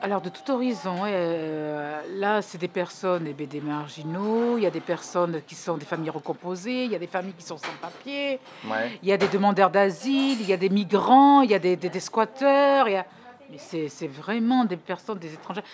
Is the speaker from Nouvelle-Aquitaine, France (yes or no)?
yes; Bordeaux, Nouvelle-Aquitaine, France; also born or lived in Portets; je suis né ici. Je suis né à Bordeaux.